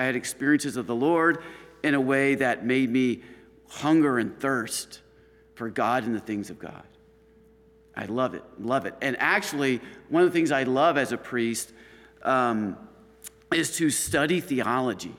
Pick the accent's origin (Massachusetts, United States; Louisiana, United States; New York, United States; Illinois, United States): Illinois, United States; Chicago; also born or lived in Washington, D.C.; now in Stockbridge, United States; I'm coming from the Chicago area